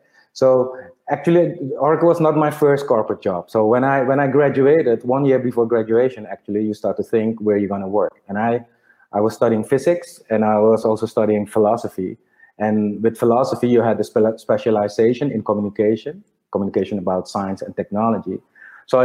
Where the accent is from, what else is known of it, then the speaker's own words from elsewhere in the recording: Suriname; moved away as an adult; also born or lived in Delft, Netherlands / Netherlands; now in Curaçao; I was born and raised in Suriname. So I was born in a hospital, St. Vincentius. And then when I was 5, we moved to the house where, I grew up basically in Maretreta, Bisetstraat. So that's 13, 14 years I've lived there